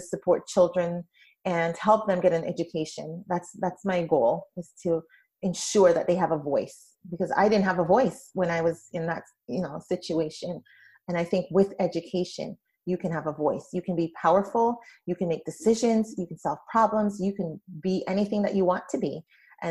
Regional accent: Jamaica; moved away; also born or lived in Brooklyn, New York, United States; my experience growing up in Jamaica, the West Indies, not Jamaica, New York, but Jamaica in the Caribbean

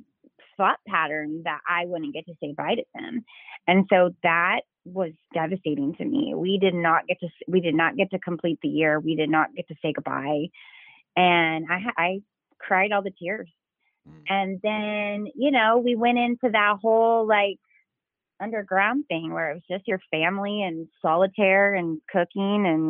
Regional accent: Broken Arrow, Oklahoma, United States; I grew up in Broken Arrow, Oklahoma

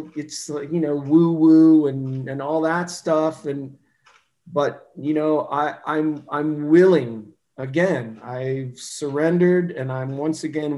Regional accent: Ohio, United States; I'm a hillbilly from Ohio

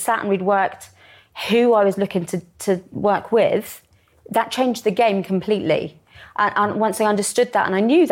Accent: Somerset, South West England, United Kingdom; I'm from Somerset

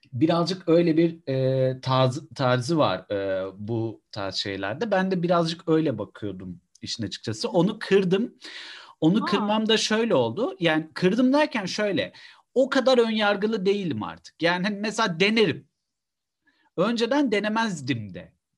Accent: Istanbul, Turkey; Ben Üsküdar Musiki Cemiyeti'nde büyüdüm

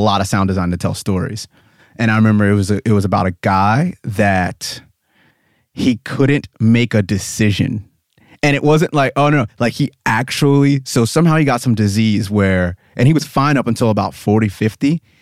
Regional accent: United States; also born or lived in Pennsylvania; I'm obviously American

